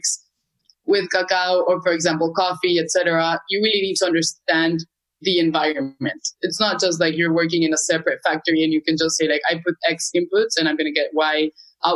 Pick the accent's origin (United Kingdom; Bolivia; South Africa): Bolivia; now in Peru; originally I'm from Bolivia, but now I'm living in Peru.